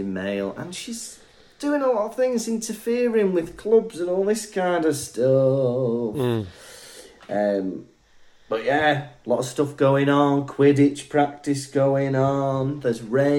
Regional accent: Wales, United Kingdom; moved away as an adult; now in Germany; I'm from Wales.

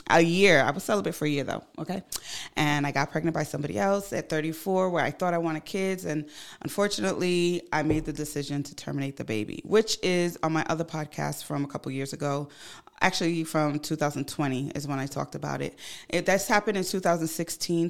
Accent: Ghana; moved away; I'm from Ghana. I go to Ghana quite often.

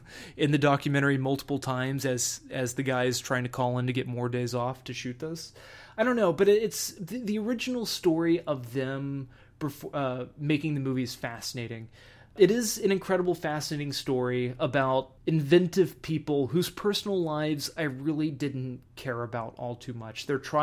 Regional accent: Texas, United States; when I grew up in Texas, when it would rain a lot

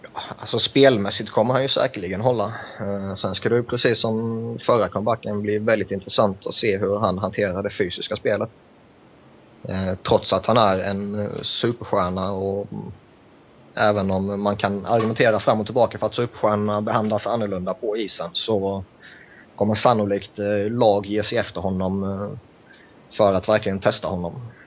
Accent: Sweden; jag kommer från Sverige

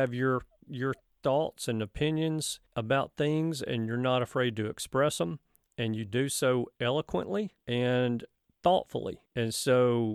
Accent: Alabama, United States; I'm from Alabama

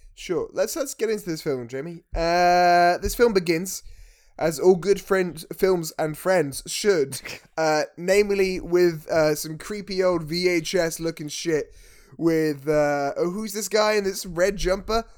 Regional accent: United Kingdom; as British people

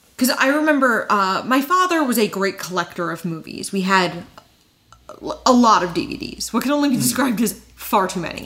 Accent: New Jersey, United States; I grew up in New Jersey

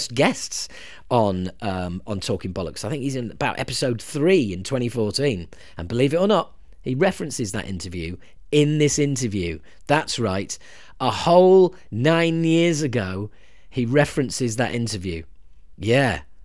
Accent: United Kingdom; us Brits

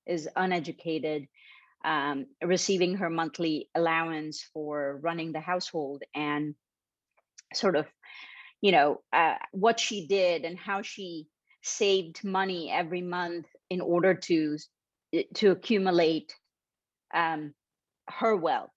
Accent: Mumbai, Maharashtra, India; I grew up in Bombay, India

